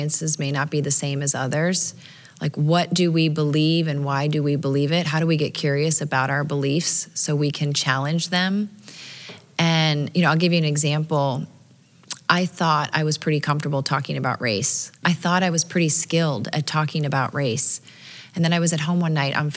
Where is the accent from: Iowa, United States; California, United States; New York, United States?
Iowa, United States; Dubuque; I grew up in Dubuque, Iowa